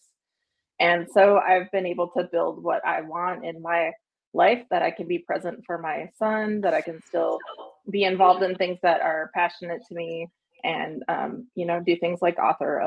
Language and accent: English; Wisconsin, United States; moved away as an adult; I grew up in Wisconsin, and my family has a military history